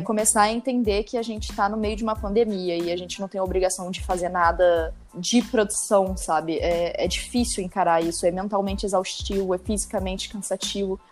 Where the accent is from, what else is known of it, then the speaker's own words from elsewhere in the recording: Maricá, Rio de Janeiro, Brazil; moved away as an adult; now in Rio de Janeiro, Brazil; eu sou de Maricá